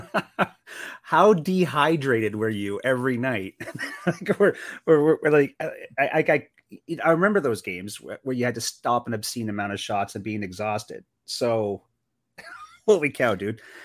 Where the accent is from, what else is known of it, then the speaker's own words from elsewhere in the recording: Sault Ste. Marie, Ontario, Canada; now in Arizona, United States; I grew up in Sault Ste. Marie, Ontario, which bordered Sault, Michigan.